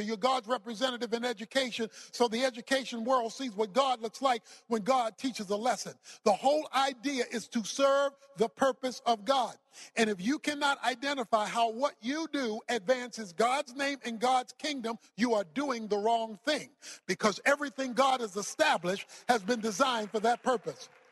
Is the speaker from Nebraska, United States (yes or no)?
no; Baltimore, Maryland, United States; I was raised in Baltimore, Maryland